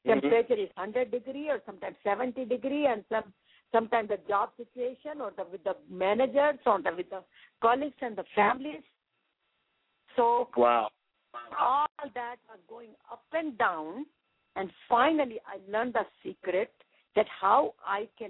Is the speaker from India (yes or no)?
yes; India; moved away as an adult; now in United States